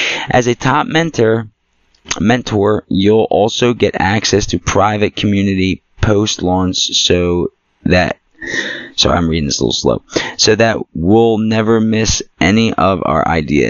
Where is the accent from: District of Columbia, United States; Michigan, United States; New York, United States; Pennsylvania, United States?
Pennsylvania, United States; Philadelphia; also born or lived in New Jersey; I'm from Philly. I'm a Philly Jersey mutt